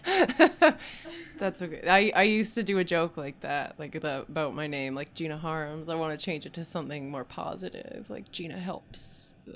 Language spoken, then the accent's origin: English; Kamloops, British Columbia, Canada; now in Vancouver, Canada; I'm from Kamloops originally.